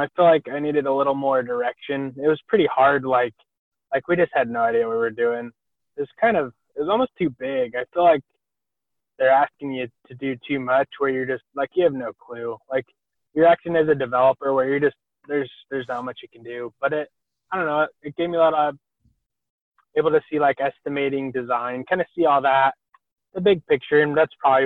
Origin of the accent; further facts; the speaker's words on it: Rexburg, Idaho, United States; I grew up in Rexburg